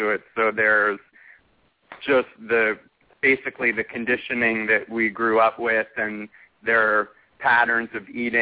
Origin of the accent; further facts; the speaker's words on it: New York, United States; I grew up in New York